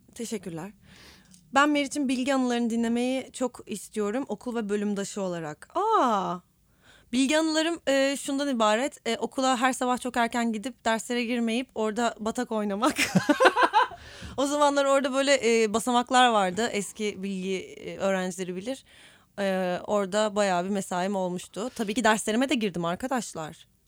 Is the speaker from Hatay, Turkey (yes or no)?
no; Istanbul, Turkey; Ben İstanbulluyum ve ait hissediyorum